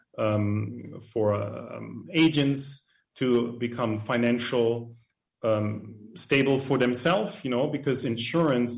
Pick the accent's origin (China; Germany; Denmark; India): Germany; now in United States; I grew up in an orphan in Germany, pretty close to France, and with nuns.